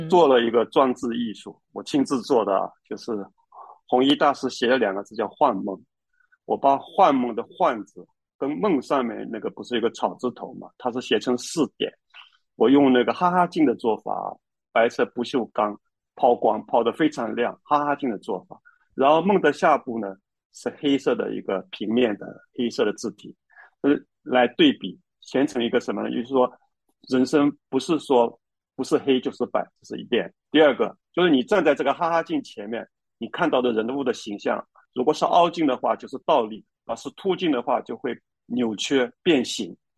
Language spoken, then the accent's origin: Chinese; China; 我们中国人